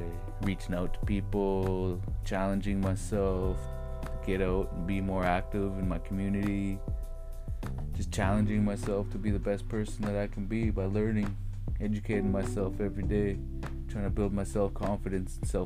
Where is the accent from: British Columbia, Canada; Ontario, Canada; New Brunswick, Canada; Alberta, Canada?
British Columbia, Canada; Nass Valley; growing up in the Nass Valley